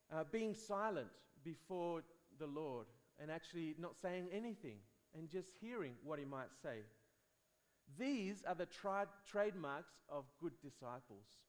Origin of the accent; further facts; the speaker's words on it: Spain; I grew up in Spain